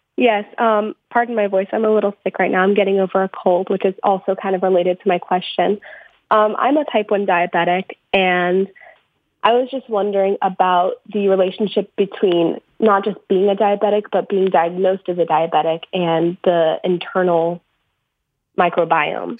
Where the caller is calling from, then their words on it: West Palm Beach, Florida, United States; I'm calling from West Palm, Florida